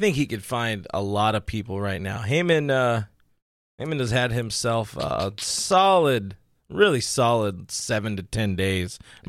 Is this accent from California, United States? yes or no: yes; Whittier, California, United States; my hometown over there in Uptown Whittier, where things are weird and the girls are allegedly prettier.